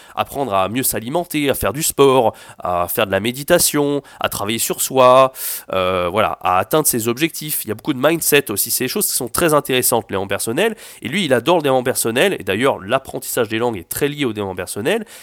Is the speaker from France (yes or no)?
yes; France; je suis français